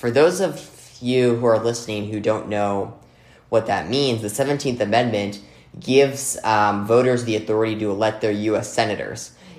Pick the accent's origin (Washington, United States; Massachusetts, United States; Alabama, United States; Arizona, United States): Arizona, United States; my home state of Arizona.